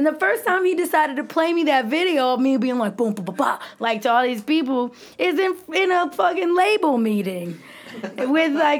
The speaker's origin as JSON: {"language": "English", "town": "Detroit", "region": "Michigan", "country": "United States", "moved": "as an adult", "lives_now": "Chicago, United States", "said": "I'm from Detroit"}